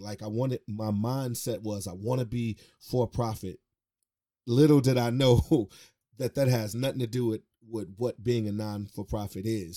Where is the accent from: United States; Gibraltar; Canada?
United States; Chicago, Illinois; born and raised on the west side of Chicago.